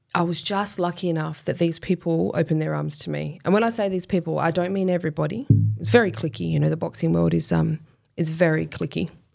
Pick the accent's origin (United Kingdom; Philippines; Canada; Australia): Australia; Kwinana, Western Australia; also born or lived in Spearwood / Hamilton Hill / Fremantle; in my younger years, Kwinana.